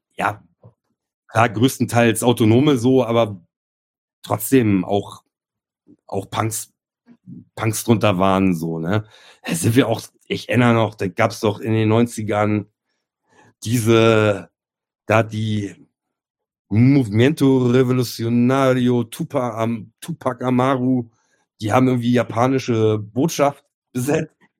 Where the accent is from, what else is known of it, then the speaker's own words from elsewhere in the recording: Germany; ich komme ursprünglich aus, aus einem kleinen Kaff hier aus dem Speckgürtel in Hamburg